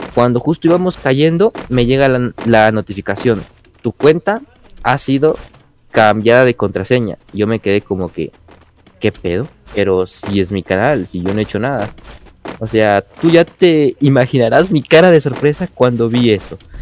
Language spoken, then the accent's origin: Spanish; Quito, Pichincha, Ecuador; yo soy de Ecuador, de lo que sería la ciudad de Quito